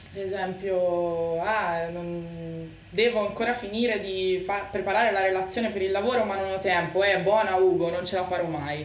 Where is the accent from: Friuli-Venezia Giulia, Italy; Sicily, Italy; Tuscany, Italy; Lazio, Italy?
Tuscany, Italy; accent: Tuscan; tutti capiscono che sono toscana per queste caratteristiche, per la che e la je